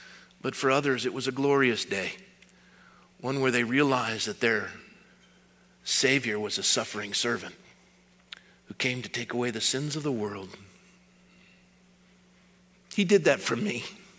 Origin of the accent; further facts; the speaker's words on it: Scotland, United Kingdom; I'm from Scotland. We don't like dates. You can't make scotch out of dates.